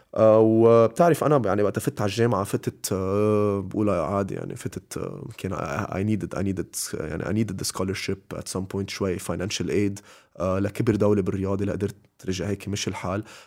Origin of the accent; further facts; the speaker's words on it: Lebanon; أنا لبناني